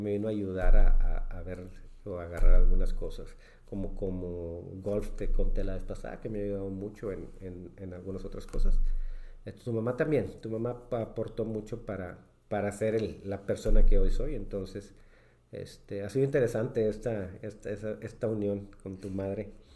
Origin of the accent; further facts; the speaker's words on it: Mexico; como buenos mexicanos